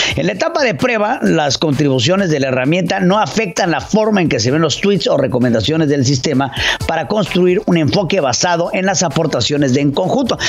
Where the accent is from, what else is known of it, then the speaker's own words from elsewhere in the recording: Mexico; como mexicanos que somos